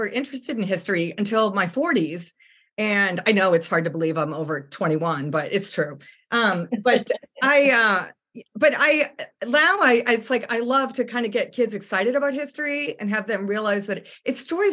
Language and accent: English; Boston, Massachusetts, United States; also born or lived in Bosnia / Seoul, Korea / Tacoma, Washington; now in Richmond, United States; I'm from Boston. So I grew up hearing all about Paul Revere